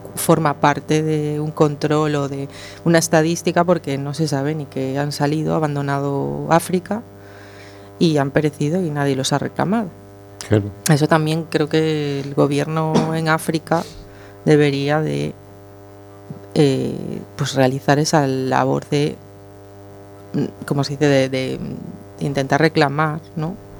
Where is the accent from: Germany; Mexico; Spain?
Spain; a España no nos consideran parte de Europa